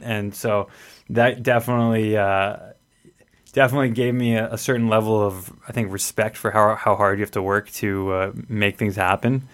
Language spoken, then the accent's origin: English; Edmonton, Alberta, Canada; I grew up here in Edmonton